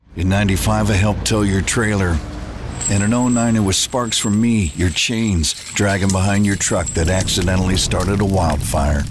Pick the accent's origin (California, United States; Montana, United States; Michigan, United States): Montana, United States; Gardiner; I'm Gardner, Montana, up here in Jardine for the horse drive today